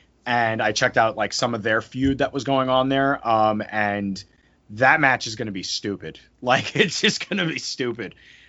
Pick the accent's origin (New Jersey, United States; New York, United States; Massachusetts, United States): New Jersey, United States; I'm from New Jersey.